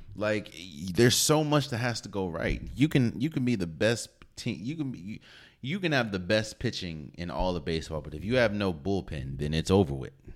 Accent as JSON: {"language": "English", "region": "Maryland", "country": "United States", "said": "I'm from the D M V, so I'm from Maryland"}